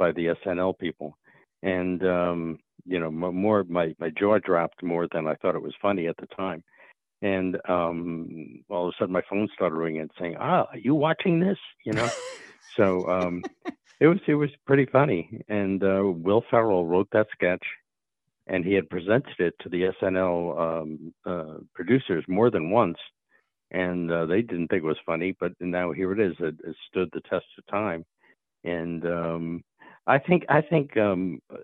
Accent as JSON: {"language": "English", "town": "New York City", "region": "New York", "country": "United States", "tie": "born or raised there", "said": "Don and I grew up in the New York City area"}